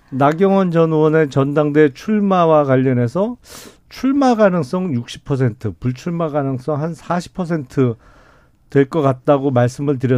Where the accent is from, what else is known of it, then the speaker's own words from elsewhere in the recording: Suwon, Gyeonggi Province, South Korea; 저는 뭐 고향이 수원이라 네. 어 그냥 수원의 아들